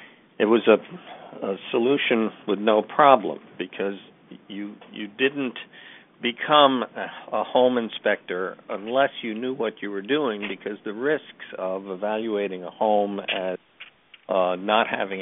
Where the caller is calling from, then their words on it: New York, United States; I'm calling from New York